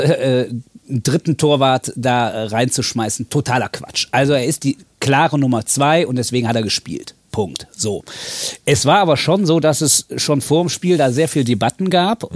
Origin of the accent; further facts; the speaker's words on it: Cologne, North Rhine-Westphalia, Germany; also born or lived in Siegen; Ich bin im Schatten des Müngersdorfer Stadions. Nicht geboren, aber aufgewachsen.